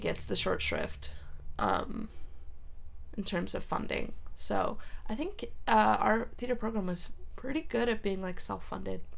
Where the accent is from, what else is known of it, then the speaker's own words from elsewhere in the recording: San Jose, California, United States; also born or lived in Reykjavik, Iceland / Cupertino; I was raised mostly in the Bay Area